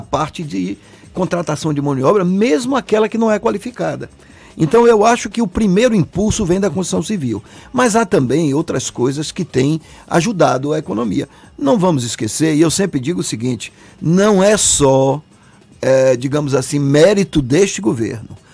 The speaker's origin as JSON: {"language": "Portuguese", "town": "Salvador", "region": "Bahia", "country": "Brazil", "tie": "born or raised there", "said": "Eu nasci aqui, eu sou, eu sou Salvador, eu sou de Salvador"}